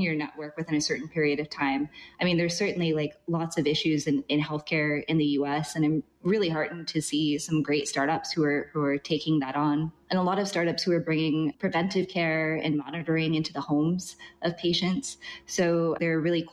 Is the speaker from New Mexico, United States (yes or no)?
yes; Albuquerque, New Mexico, United States; moved away as an adult; now in Vietnam; I'm originally from Albuquerque, New Mexico